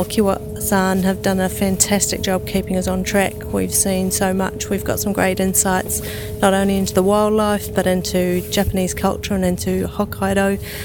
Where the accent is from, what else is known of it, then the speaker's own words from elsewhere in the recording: New Zealand; from New Zealand.